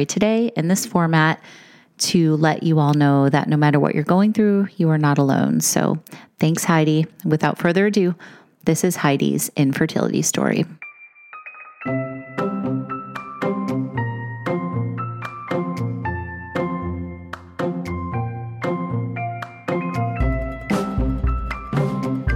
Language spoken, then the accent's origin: English; Chicago, Illinois, United States; We're both from Chicago